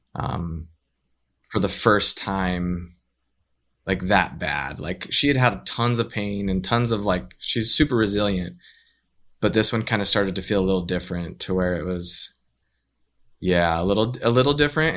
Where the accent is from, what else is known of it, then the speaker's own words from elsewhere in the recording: northern Utah, United States; also born or lived in Southern California; now in Saint George, United States; we grew up in Utah